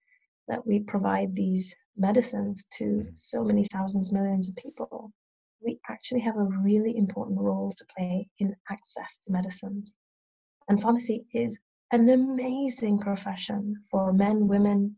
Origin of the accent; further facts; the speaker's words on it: Cheshire, North West England, United Kingdom; now in Brighton, United Kingdom; I grew up in Cheshire